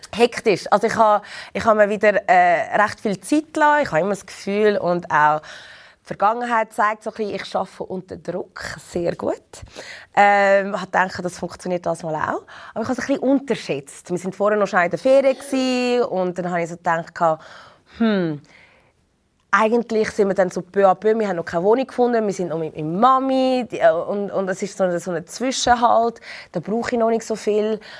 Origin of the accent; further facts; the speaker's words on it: Zurich, Switzerland; moved away as an adult; also born or lived in London; Ich bin in Zürich geboren und aufgewachsen